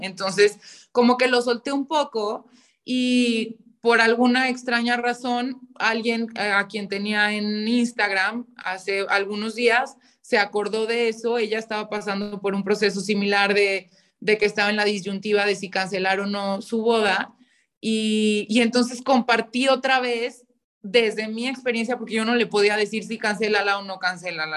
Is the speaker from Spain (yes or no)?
no; León, Guanajuato, Mexico; soy de León, Guanajuato